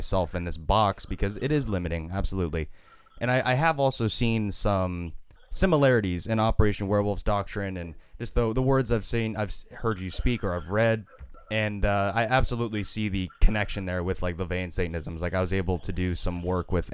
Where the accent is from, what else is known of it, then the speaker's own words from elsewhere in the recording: United States; I was born in America